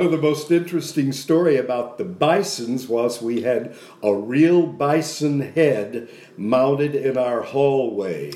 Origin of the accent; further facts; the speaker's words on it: Dallas, Texas, United States; Grew up in Oak Cliff